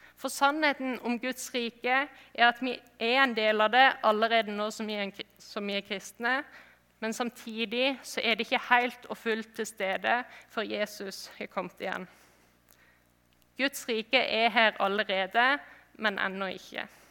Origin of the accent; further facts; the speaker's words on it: Flekkefjord, Agder, Norway; moved away; jeg kommer fra Flekkefjord